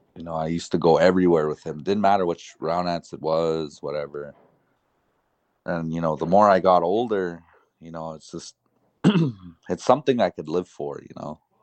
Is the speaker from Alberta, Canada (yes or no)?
yes; Paul's First Nation, Alberta, Canada; also born or lived in Browning, Montana; I am from Paul's First Nation and, uh, enrolled into Browning, Montana